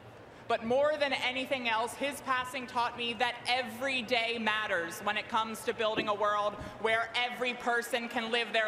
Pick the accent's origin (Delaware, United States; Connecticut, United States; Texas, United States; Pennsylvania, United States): Delaware, United States; my home state of Delaware